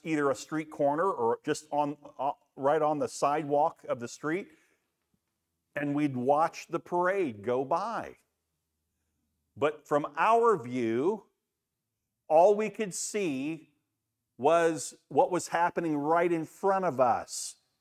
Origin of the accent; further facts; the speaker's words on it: Daytona Beach, Florida, United States; Back when I grew up in Daytona Beach, my mom's here